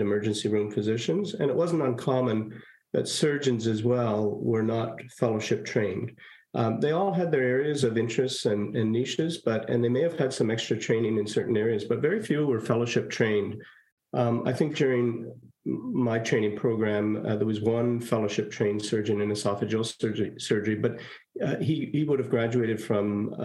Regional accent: Montreal, Quebec, Canada; moved away as an adult; now in Kingston, Canada; I was born in Saint-Laurent, Quebec

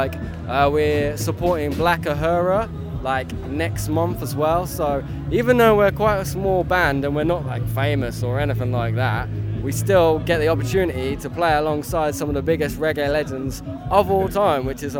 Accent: Fakenham, East of England, United Kingdom; we're from Fakenham, basically.

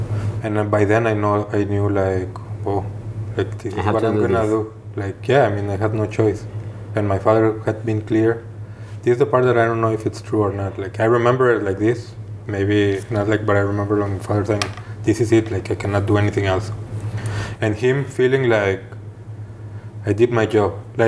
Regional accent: Guadalajara, Jalisco, Mexico; moved away as an adult; Well, I'm originally from Guadalajara, Mexico, the second largest city in Mexico. I lived there my whole life until I was 26 years old.

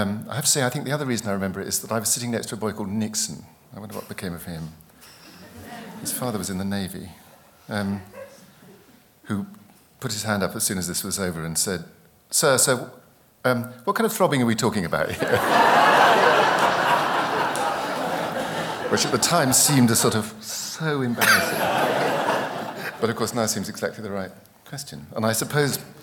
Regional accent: East Anglia, East of England, United Kingdom; I grew up in East Anglia.

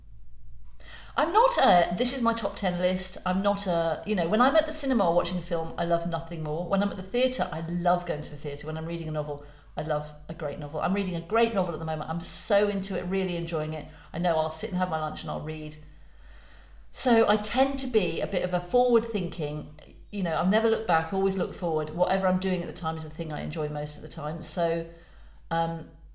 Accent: West Midlands, United Kingdom; I'm from the Midlands.

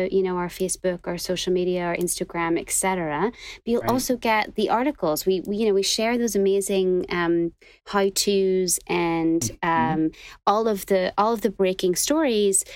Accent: Northern Ireland, United Kingdom; moved away as an adult; now in New York, United States; I'm from Northern Ireland originally.

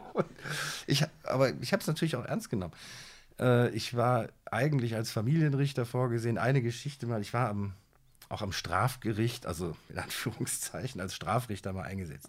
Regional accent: Siegen, North Rhine-Westphalia, Germany; moved away; also born or lived in Amman, Jordan / Düsseldorf; aufgewachsen in Siegen

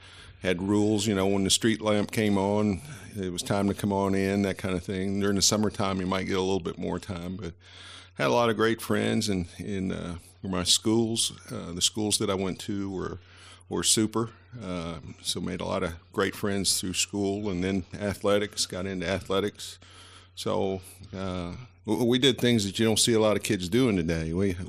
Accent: Bristol, Tennessee, United States; also born or lived in Virginia; Tennessee, for sure, even though I was born across the street in Virginia.

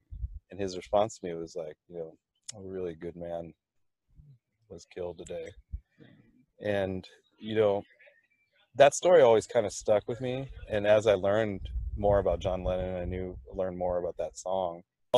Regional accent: Thailand; I'm from Thailand originally, so we were in Thailand.

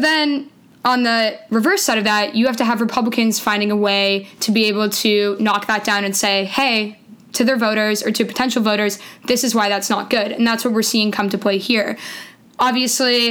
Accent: Canada; moved away as an adult; now in United States; I'm Canadian originally

